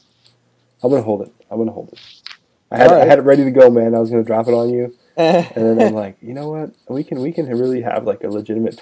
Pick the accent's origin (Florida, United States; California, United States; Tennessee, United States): California, United States; Northern; born and raised West Coast, right, all the way.